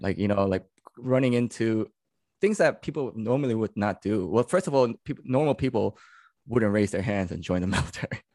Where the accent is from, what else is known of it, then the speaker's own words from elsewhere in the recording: New York City, New York, United States; also born or lived in California; I'm born and raised in New York, uh, New York City